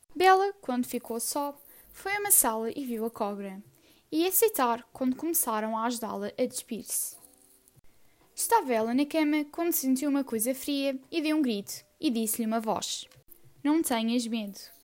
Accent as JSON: {"language": "Portuguese", "country": "Portugal", "said": "tenho 14 anos, sou portuguesa"}